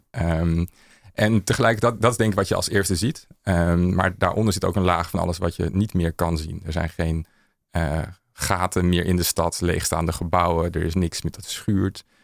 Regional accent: Amsterdam, North Holland, Netherlands; Eh, Museumplein.

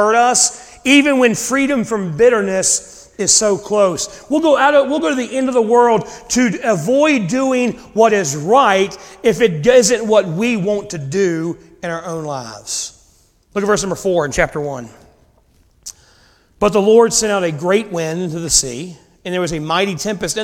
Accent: United States; for us as American Christians

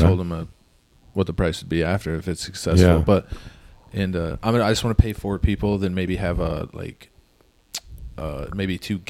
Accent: Ludington, Michigan, United States; I grew up in Ludington, Michigan

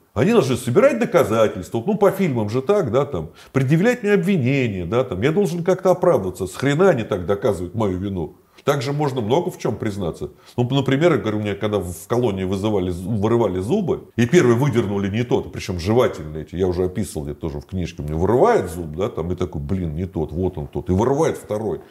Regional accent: Moscow, Russia; я москвич

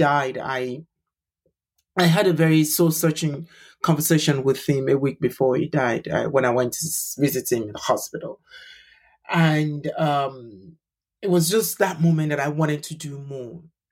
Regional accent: Nigeria; moved away as an adult; now in London, United Kingdom; I'm a Nigerian LGBT human rights activist. I live in London with my husband

